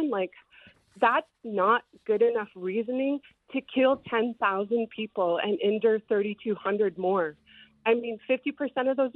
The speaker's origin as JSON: {"language": "English", "country": "Canada", "said": "I come from Canada"}